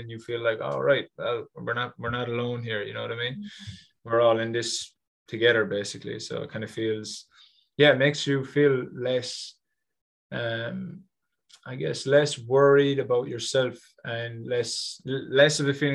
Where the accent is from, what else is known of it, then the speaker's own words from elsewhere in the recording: Ireland; moved away; As an Irishman